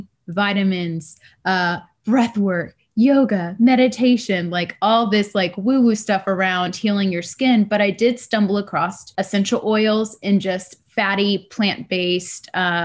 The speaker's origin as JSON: {"language": "English", "region": "Texas", "country": "United States", "tie": "born or raised there", "moved": "as an adult", "lives_now": "Richmond, United States", "said": "I grew up in Texas"}